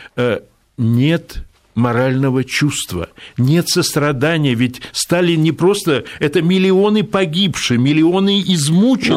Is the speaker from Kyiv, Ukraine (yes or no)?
no; Odesa, Odesa Oblast, Ukraine; moved away; сам я вырос в Одессе, как дитя привоза